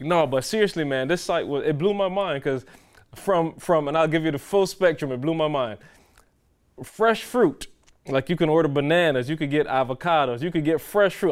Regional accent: Barbados; moved away; growing up in Barbados, my grandmother had a tree in the yard

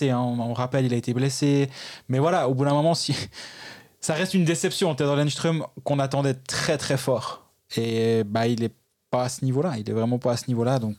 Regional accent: Switzerland; en tant que Suisse et en tant qu'étranger.

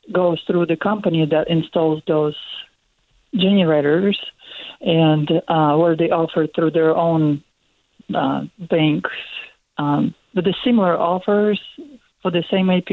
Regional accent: Russia; moved away as an adult; now in United States; I came from Russia

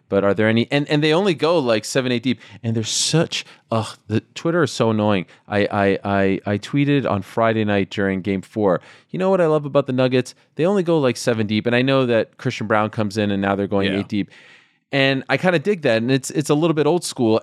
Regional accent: Montreal, Quebec, Canada; when I was a kid growing up in Montreal

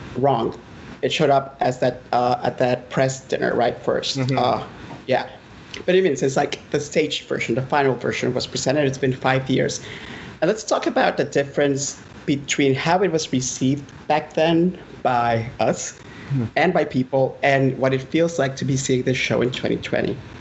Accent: Honduras; moved away as an adult; now in United States

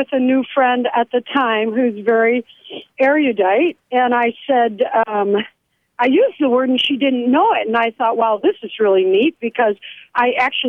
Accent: Chicago, Illinois, United States; now in Michigan, United States; Actually, we're from Chicago, but I've lived in Michigan a long time.

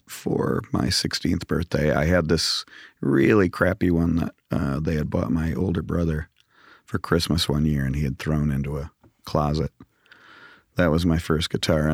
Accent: Grand Rapids, Michigan, United States; moved away; Grew up in Grand Rapids, Michigan

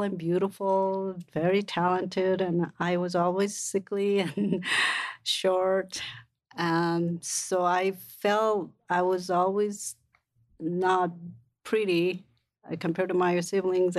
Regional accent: South Korea; now in United States; When I was growing up in Korea

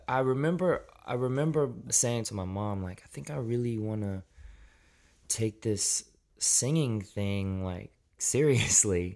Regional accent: Memphis, Tennessee, United States; also born or lived in Shelby Forest, Tennessee / Millington, Tennessee; I was born in Memphis, Tennessee, and for my, most of my childhood, grew up outside of the city in more of a rural setting.

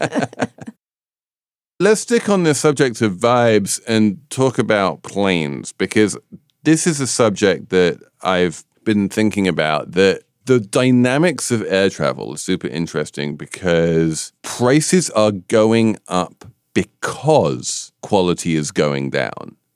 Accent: United Kingdom; I'm a Brit

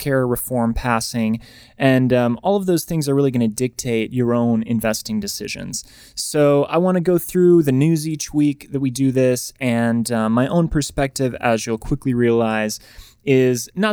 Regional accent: Wisconsin, United States; moved away as an adult; also born or lived in New York; now in Los Angeles, United States; I'm originally from the Midwest, from Wisconsin

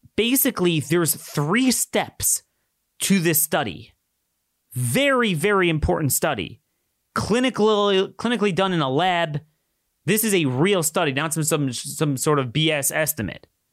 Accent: Maryland, United States; my home state of Maryland

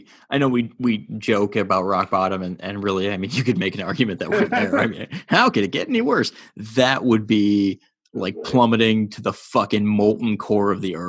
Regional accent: Ontario, Canada; Like, we're from Southern Ontario.

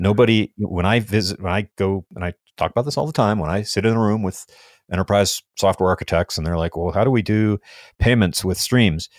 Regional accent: United States; I'm an American.

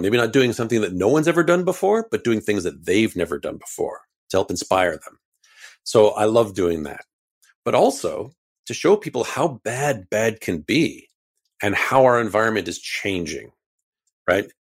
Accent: Canada; we're Canadian

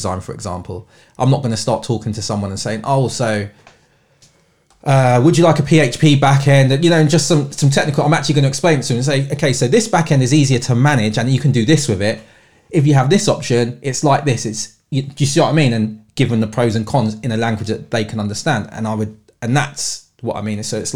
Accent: London, United Kingdom; I've born and bred in London

